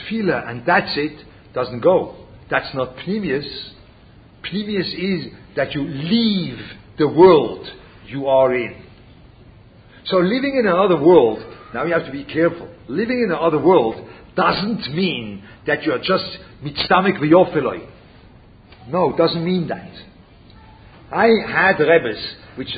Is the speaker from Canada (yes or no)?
no; Switzerland; moved away; I speak German. Yeah? I come from Switzerland.